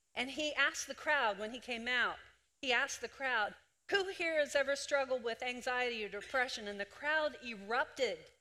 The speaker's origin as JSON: {"language": "English", "town": "Greenwood", "region": "Delaware", "country": "United States", "tie": "born or raised there", "said": "I was born in Greenwood, Delaware"}